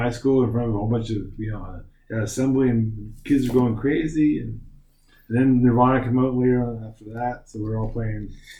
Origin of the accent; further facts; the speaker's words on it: Nova Scotia, Canada; moved away as an adult; also born or lived in Halifax, Canada; now in Shanghai, China; I'm from Nova Scotia.